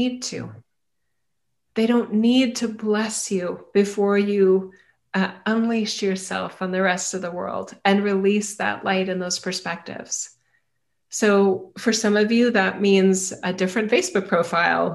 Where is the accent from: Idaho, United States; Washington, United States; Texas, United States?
Idaho, United States; I'm from Idaho.